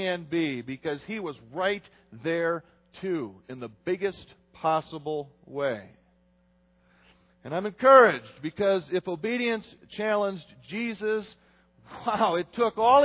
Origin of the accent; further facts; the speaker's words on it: United States; I'm an American, but I'm Dutch, too